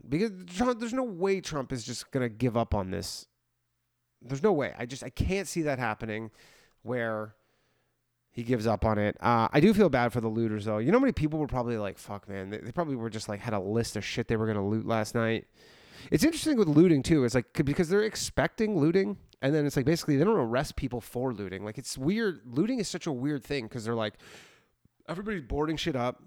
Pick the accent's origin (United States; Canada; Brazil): Canada; I'm from Canada where we made weed completely legal in the country